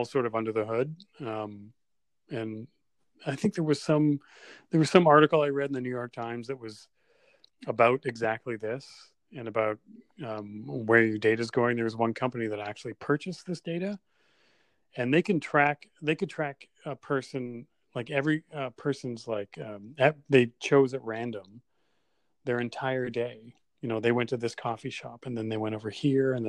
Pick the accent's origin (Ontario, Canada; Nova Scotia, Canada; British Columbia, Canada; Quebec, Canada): British Columbia, Canada; Kelowna; also born or lived in United States; now in Vancouver, Canada; I moved here in 89, and I was 18 years old, and I grew up in Kelowna